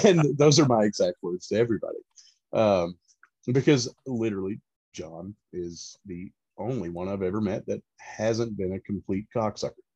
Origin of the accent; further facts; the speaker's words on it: Central Florida, United States; moved away as an adult; now in East Tennessee, United States; I am originally from Florida, uh, Central Florida specifically, um, and I, have grown up fishing